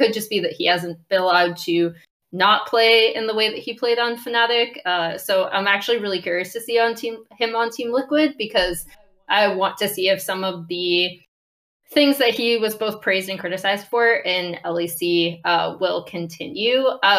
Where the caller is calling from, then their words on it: Venice, California, United States; I'm calling from Venice, California.